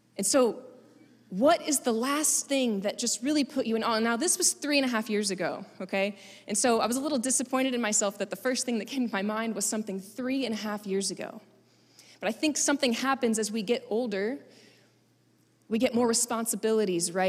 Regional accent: Florida, United States; I'm from Florida

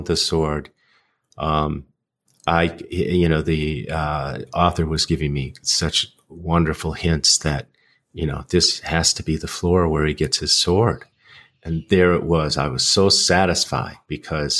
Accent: United States; as an American

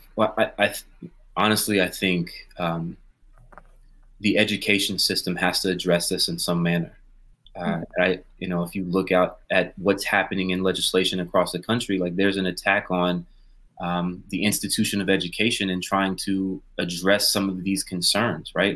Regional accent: Pensacola, Florida, United States; I grew up in in in Pensacola, Florida, which is a more conservative area

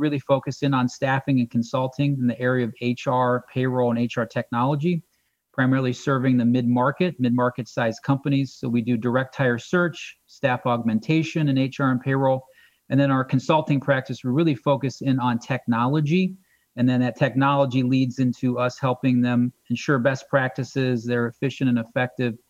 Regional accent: Akron, Ohio, United States; I'm from Northeast Ohio. I'm an Akron guy.

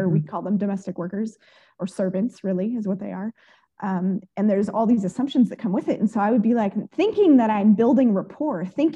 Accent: Oakland, California, United States; I grew up in East Oakland

